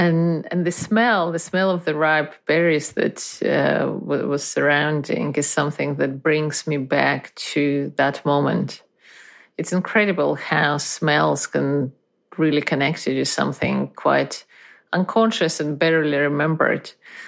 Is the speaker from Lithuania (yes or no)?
yes; Lithuania; I was born in Soviet Union in the early 80s. My parents were Russian, and we lived in Lithuania as these things went at the time.